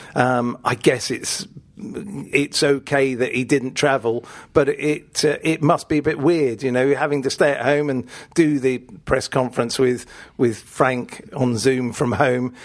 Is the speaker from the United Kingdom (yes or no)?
yes; Richmond, London, United Kingdom; we had this complex of venues where I grew up in Richmond